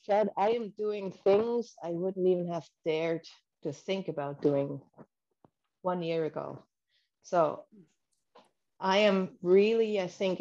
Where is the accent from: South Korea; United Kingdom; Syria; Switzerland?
Switzerland; I'm from Switzerland, and I have a dental office about 20 kilometers outside of our capital, outside of Bern